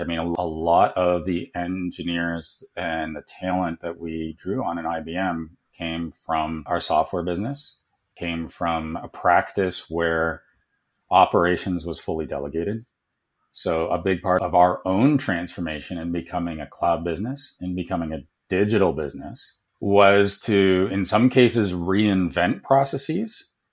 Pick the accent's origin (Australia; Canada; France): Canada; moved away; also born or lived in United States / South Africa; growing up in Canada